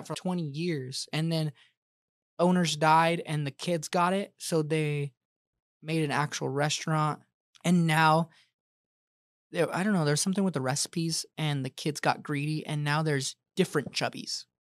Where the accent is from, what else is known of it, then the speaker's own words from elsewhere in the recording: Colorado, United States; now in Arizona, United States; I'm from Colorado